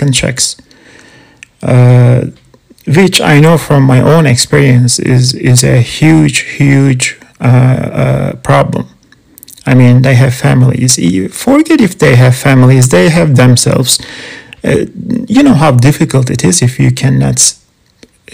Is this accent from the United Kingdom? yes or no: no; Canada; I'm not American, I'm Canadian